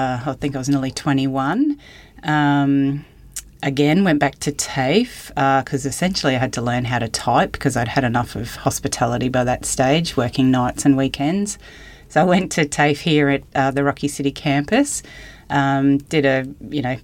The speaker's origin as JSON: {"language": "English", "town": "Mackay", "region": "Queensland", "country": "Australia", "tie": "born or raised there", "moved": "yes", "said": "I grew up in Mackay on a cane farm"}